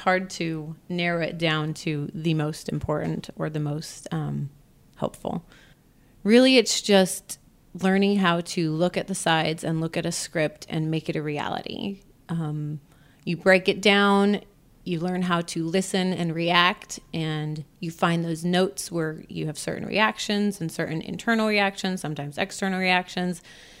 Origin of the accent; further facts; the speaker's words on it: United States; born there; So the United States, where I was born, I never stayed very long.